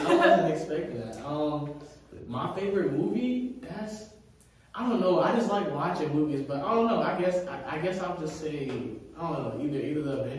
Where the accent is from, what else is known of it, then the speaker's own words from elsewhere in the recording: Charlotte, North Carolina, United States; moved away as an adult; also born or lived in Columbia, South Carolina; now in Greensboro, United States; I was born and raised in Columbia, South Carolina, but I stayed in Charlotte most of my life